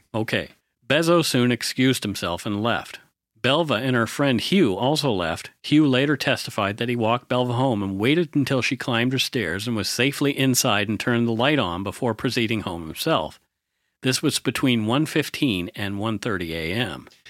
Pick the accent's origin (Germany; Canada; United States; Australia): Canada; Bridgewater, Nova Scotia; that's what my hometown was like, too. Bridgewater